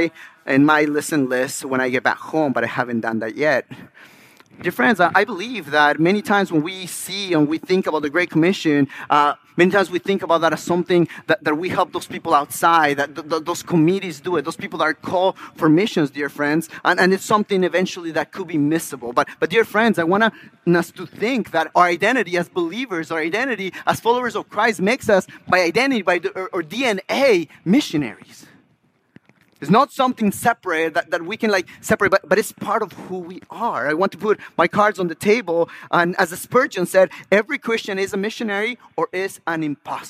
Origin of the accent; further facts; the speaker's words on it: Ecuador; moved away; the incredible work that the Lord had done in my country, in my backyard